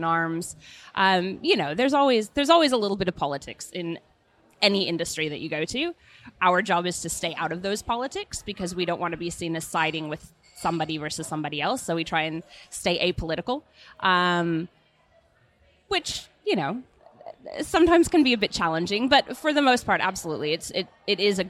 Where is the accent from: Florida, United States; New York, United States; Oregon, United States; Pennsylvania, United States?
Oregon, United States; Portland; moved away as an adult; now in Gold Coast, Australia; I'm originally from Portland, Oregon